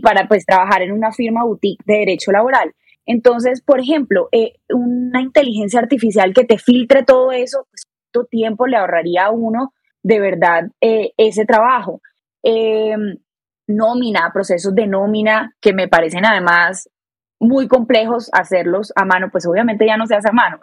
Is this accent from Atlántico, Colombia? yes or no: yes; Barranquilla, Atlántico, Colombia; moved away as an adult; now in Bogotá, Colombia; Soy barranquillera, orgullosamente barranquillera